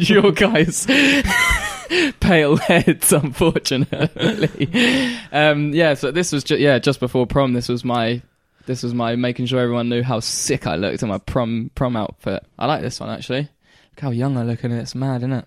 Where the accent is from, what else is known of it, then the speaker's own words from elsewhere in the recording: Great Yarmouth, East of England, United Kingdom; also born or lived in Caister-on-Sea; we moved from Caister back to Great Yarmouth at this point